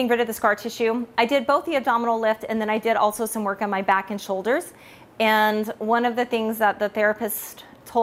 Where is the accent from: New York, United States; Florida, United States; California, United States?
California, United States; I am from California.